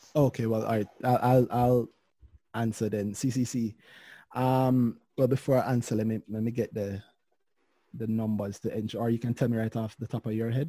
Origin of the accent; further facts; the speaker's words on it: Jamaica; as a Jamaican